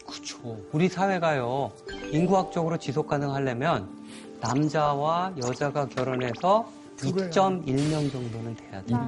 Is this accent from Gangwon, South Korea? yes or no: yes; Chuncheon, Gangwon, South Korea; born or raised there; moved away